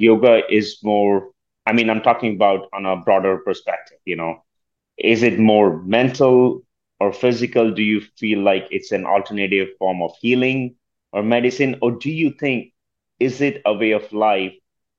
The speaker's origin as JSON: {"language": "English", "country": "India", "moved": "as an adult", "lives_now": "United States", "said": "I'm originally from India. You know, I migrated to the United States 17 years ago."}